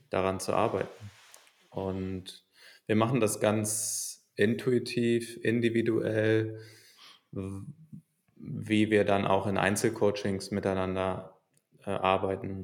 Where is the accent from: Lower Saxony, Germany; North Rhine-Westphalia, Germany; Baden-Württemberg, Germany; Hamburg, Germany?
Hamburg, Germany; also born or lived in England / Valencia / Chicago; ich bin in Hamburg geboren und bin aber auch oft mal weg gewesen in der Schulzeit für ein Schuljahr in England